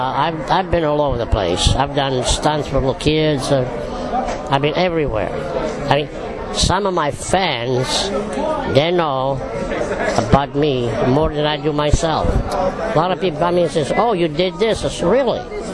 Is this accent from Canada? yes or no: no; Italy; now in United States; Now, when I came from Italy, 1955, I went to live with my brother in Pleasantville, New York